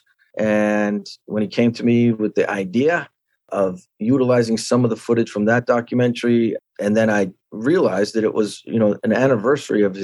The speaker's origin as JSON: {"language": "English", "town": "Santa Barbara", "region": "California", "country": "United States", "tie": "born or raised there", "said": "my hometown, Santa Barbara"}